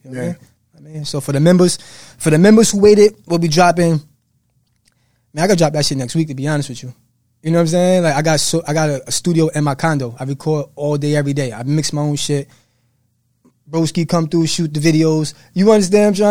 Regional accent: Jersey City, New Jersey, United States; I'm from New Jersey.

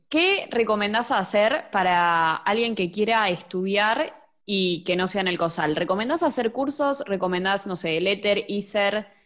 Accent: Vicente López, Buenos Aires Province, Argentina; De Vicente López.

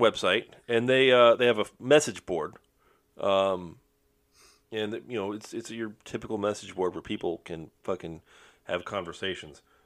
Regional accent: Florida, United States; We're all from Florida

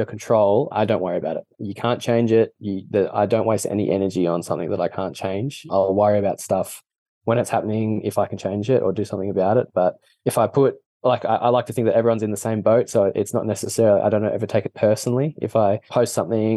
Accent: Australia; accent: weird Australian; being Australian, we're just pretty chilled

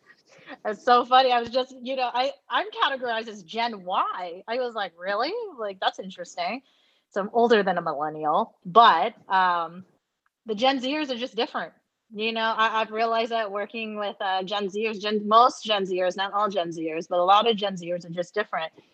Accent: United States; I'm Asian American.

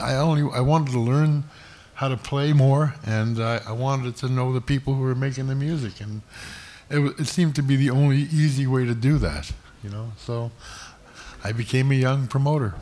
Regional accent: Toronto, Ontario, Canada; I was born on Yorkville Avenue, which is in the old Mount Sinai Hospital, which is became Yorkville Village. And I grew up on Major Street, which is not too far from here

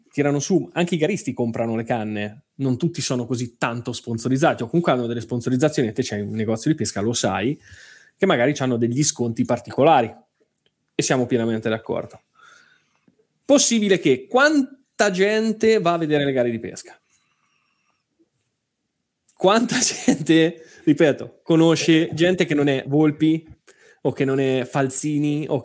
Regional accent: Marche, Italy; È, ma- è marchigiana, tra eh, l'altro, eh, mie- eh, delle mie parti.

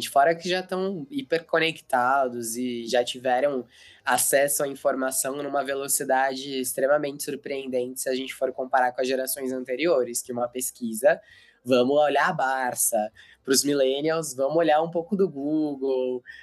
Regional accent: Americana, São Paulo, Brazil; Eu sou do interior de São Paulo, sou de ah, é? Americana.

